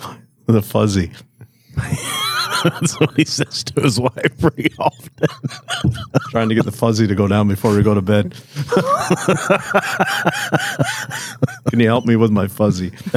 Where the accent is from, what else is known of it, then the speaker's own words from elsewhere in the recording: Canada; as a Canadian citizen